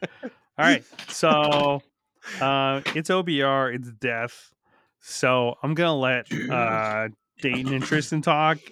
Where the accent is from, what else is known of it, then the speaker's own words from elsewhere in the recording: Canada; we're all Canadian